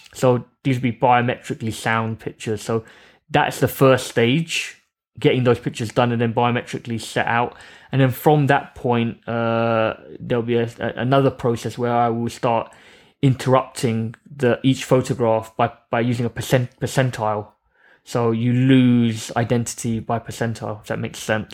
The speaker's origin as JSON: {"language": "English", "region": "London", "country": "United Kingdom", "tie": "born or raised there", "said": "I grew up around East London"}